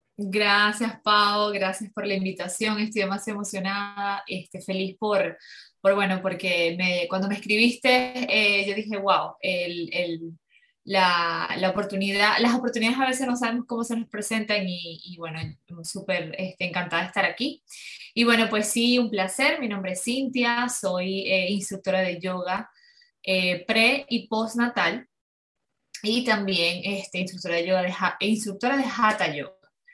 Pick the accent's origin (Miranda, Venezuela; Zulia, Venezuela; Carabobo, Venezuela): Zulia, Venezuela; Ciudad Ojeda; yo soy de Venezuela, de, Maracaibo, eh, de Ciudad Ojeda, es cerca de Maracaibo.